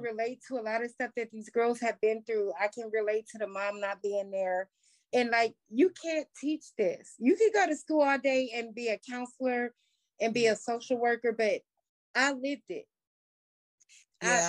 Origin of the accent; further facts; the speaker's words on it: Columbus, Ohio, United States; my hometown